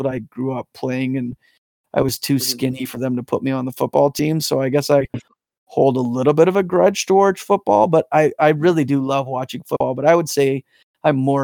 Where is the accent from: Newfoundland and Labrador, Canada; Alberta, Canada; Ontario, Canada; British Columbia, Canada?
Alberta, Canada; Calgary; I grew up in Calgary